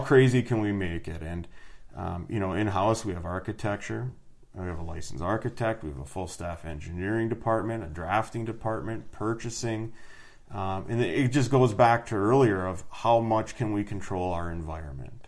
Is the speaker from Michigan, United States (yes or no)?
yes; Iron Mountain, Michigan, United States; also born or lived in Houghton, Michigan; Growing up, you know, Dickinson County, you're in the UP